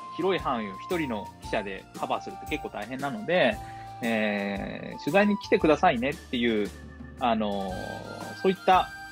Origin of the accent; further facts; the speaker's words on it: Tokyo, Japan; moved away as an adult; also born or lived in Oita / Oda, Shimane; now in Shimane, Japan; 1985年、大分生まれ東京育ち